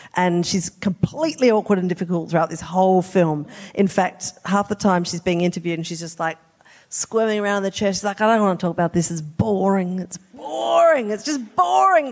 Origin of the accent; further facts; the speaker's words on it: South Australia, Australia; I'm from South Australia